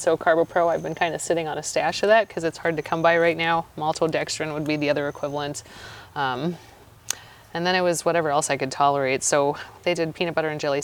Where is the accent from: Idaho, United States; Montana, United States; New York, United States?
Montana, United States; moved away; I'm from Montana